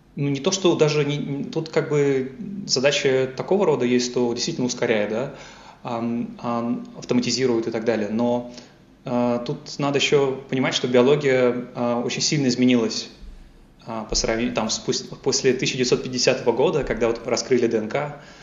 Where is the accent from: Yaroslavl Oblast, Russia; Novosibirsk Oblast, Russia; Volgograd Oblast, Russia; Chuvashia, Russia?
Yaroslavl Oblast, Russia; Yaroslavl; moved away as an adult; also born or lived in Moscow, Russia; now in Munich, Germany; я э, сам родом из Ярославля. Э, я вырос, ходил в школу в Ярославле